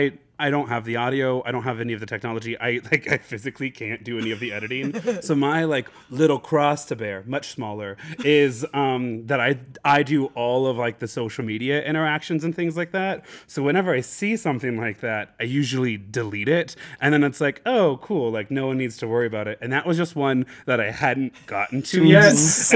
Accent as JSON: {"language": "English", "region": "Nebraska", "country": "United States", "said": "I'm unfortunately from Nebraska."}